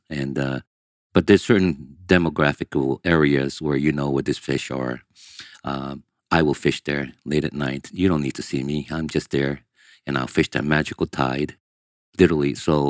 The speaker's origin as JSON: {"language": "English", "town": "Manhattan", "region": "New York", "country": "United States", "tie": "born or raised there", "also_born_or_lived": "Brazil", "first_language": "Portuguese", "second_language": "English", "said": "Growing up in Manhattan is the Spanish Harlem, Delancey Street. When you have a young Asian kid in that environment that doesn't speak English, directly from Brazil, and your translator speaks Spanish and I speak Portuguese."}